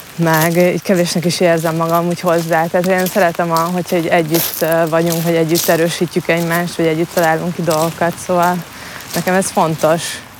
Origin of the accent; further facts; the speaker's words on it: Marcali, Somogy, Hungary; moved away as an adult; also born or lived in Budapest; itt nőttem fel a Balatonpartján